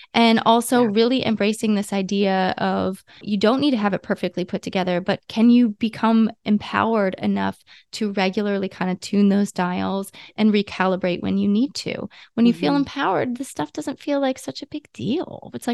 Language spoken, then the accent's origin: English; Ohio, United States; They're a tractor company called MTD. I grew up in Ohio. So we lived in this tiny little farmhouse